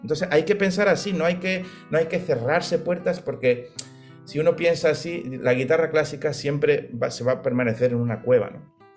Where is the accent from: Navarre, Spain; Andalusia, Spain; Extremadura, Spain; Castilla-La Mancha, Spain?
Andalusia, Spain; Málaga; soy de Málaga